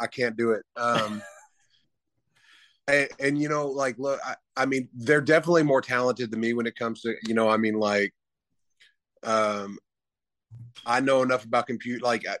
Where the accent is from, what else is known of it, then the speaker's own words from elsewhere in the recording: the South, United States; I grew up on country music, and, you know, my dad was in a country band, and, you know, growing up in the South, and I love country music.